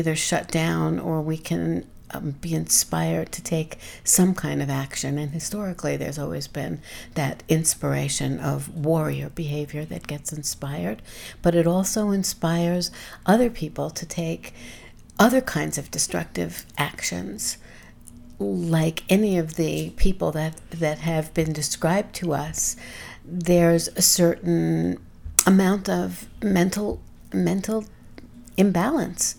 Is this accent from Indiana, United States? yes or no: no; New York City, New York, United States; as a New Yorker present in New York during 9/11